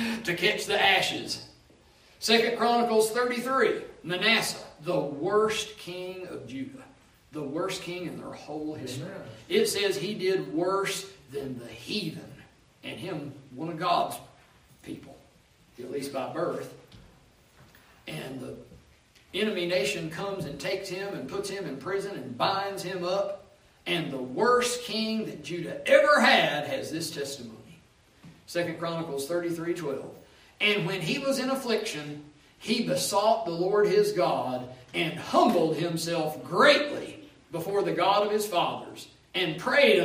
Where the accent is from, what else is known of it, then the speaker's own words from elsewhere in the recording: United States; I'm an American.